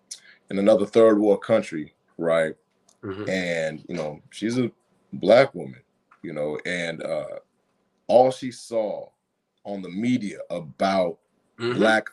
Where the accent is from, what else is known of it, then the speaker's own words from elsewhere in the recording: Nigeria; maybe because I'm Nigerian, right?